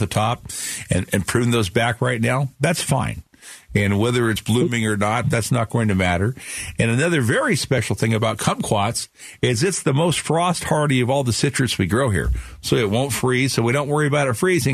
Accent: Phoenix, Arizona, United States; that's kind of where we grew up in Sunny Slope.

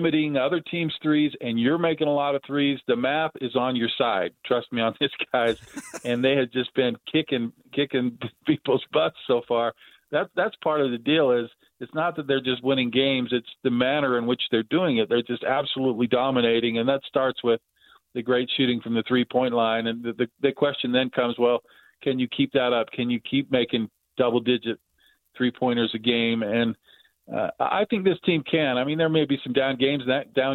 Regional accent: Salt Lake City, Utah, United States; as a child growing up in Salt Lake City

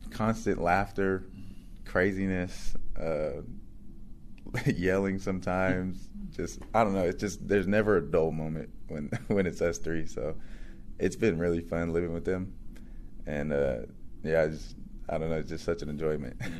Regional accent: California, United States; I'm from the Central Valley, we don't get too many, too much like hype or recruitment from athletes.

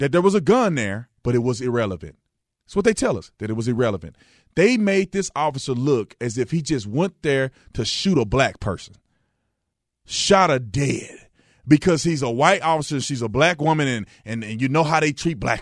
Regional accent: Fort Worth, Texas, United States; I grew up in Fort Worth, Texas, right? I grew up in Fort Worth, not in this particular area, but my whole life I spent in Fort Worth

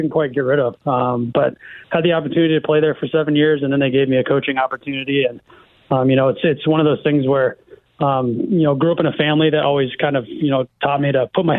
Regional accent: Iowa, United States; moved away; Grew up in Iowa, kind of grew up in a teaching, coaching family.

